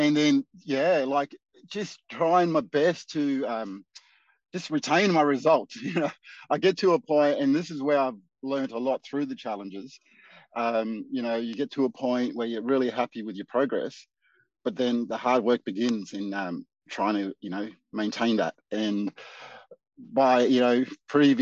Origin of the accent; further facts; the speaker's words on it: Darwin, Northern Territory, Australia; moved away as an adult; now in Geelong, Australia; I'm originally from Darwin, Northern Territory, and I moved down to Geelong. It's my seventh year now